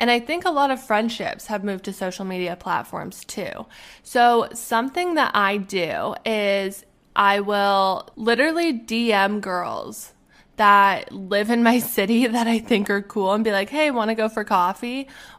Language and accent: English; Alberta, Canada; moved away as an adult; also born or lived in Arizona; now in Pittsburgh, United States; When I was 20 years old, I think, I moved from Alberta, Canada. I moved to Arizona to go to school.